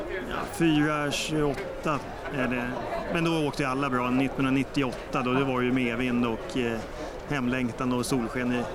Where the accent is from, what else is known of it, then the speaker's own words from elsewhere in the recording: Stockholm, Stockholm County, Sweden; Jag är sörlänning från Stockholm